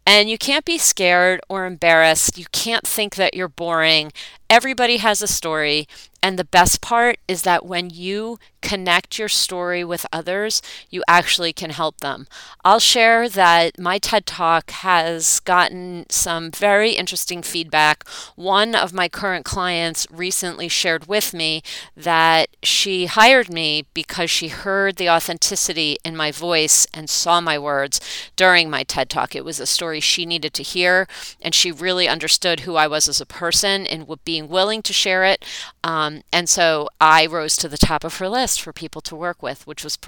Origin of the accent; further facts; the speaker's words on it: East Brunswick, New Jersey, United States; growing up in East Brunswick, New Jersey, with parents who were raised in New York City